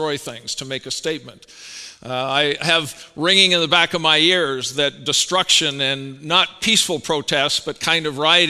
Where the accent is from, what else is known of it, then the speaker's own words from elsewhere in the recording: Canada; moved away; I'm Canadian